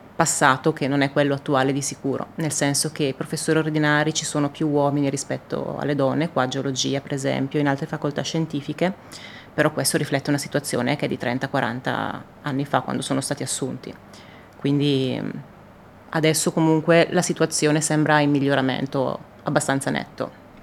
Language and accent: Italian; Italy; all'Italia, al mio paese